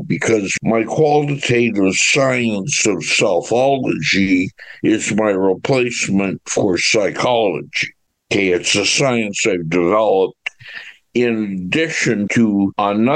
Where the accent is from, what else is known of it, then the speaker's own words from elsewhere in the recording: Orillia, Ontario, Canada; also born or lived in Hamilton, Ontario / Selkirk, Ontario; I was born in Hamilton and raised in Selkirk until I was about 6.5 years old, and then we moved to Orillia.